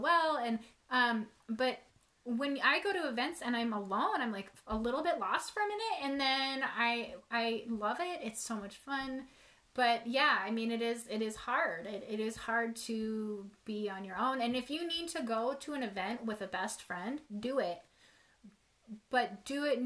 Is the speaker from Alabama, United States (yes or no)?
no; Montana, United States; We're from Montana